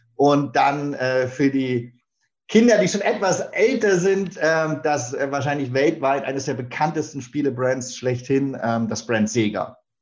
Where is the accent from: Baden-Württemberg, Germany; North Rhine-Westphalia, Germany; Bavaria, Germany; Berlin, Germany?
Berlin, Germany; now in Hamburg, Germany; ich bin äh, in Berlin geboren und aufgewachsen und bin dort ganz klassisch zur Schule gegangen